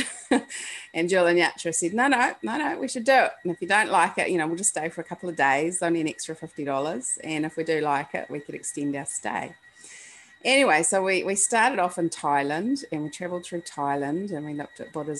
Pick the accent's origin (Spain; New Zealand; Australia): New Zealand; I was brought up in New Zealand and it's the bottom of the world, and you kind of get the sense growing up in New Zealand